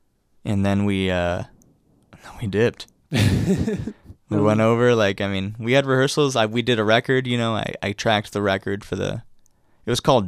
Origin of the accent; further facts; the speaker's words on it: San Diego, California, United States; also born or lived in Claremont; From San Diego. Went to Claremont High School.